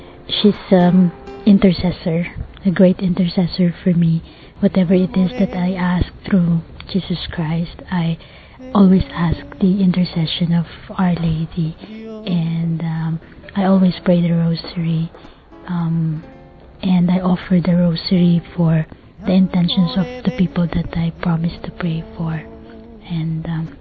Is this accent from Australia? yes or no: no; Philippines; I'm from the Philippines and I'm 35 years old.